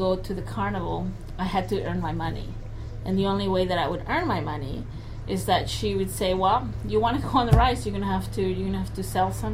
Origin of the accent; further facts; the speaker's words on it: El Salvador; now in Portland, United States; I grew up in El Salvador